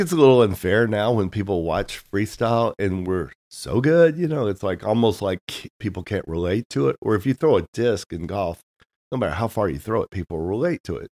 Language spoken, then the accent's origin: English; Tennessee, United States; born or raised there; moved away as an adult; also born or lived in San Diego, California; now in Nashville, United States